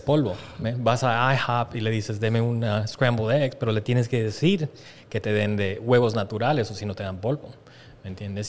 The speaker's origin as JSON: {"language": "Spanish", "country": "Bolivia", "tie": "born or raised there", "moved": "yes", "said": "nosotros nos criamos en Sudamérica"}